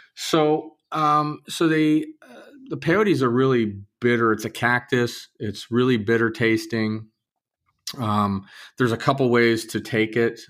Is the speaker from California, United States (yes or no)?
yes; Southern California, United States; I grew up in Southern California